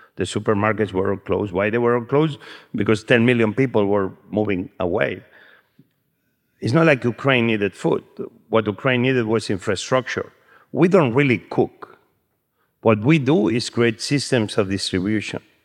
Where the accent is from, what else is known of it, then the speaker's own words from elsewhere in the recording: Spain; I'm from Spain and I was cooking the way we cook black beans in Spain